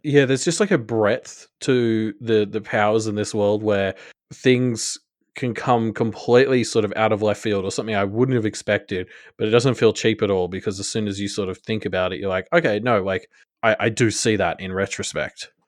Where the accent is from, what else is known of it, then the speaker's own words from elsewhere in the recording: Australia; I'm I'm Australian